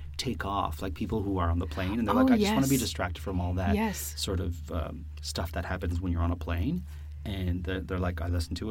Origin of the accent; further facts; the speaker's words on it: Woodbridge, Ontario, Canada; I'm from a town or a hamlet called Woodbridge, Ontario